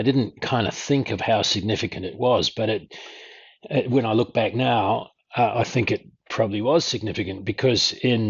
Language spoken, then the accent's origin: English; Auckland, New Zealand; born there; I was the kid of a couple who eloped from South Africa, moved to New Zealand. I was born in Auckland